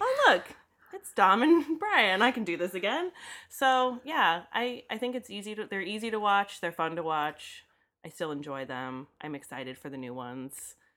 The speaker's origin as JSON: {"language": "English", "town": "Daytona Beach", "region": "Florida", "country": "United States", "tie": "born or raised there", "said": "growing up in Daytona where fast cars are a thing"}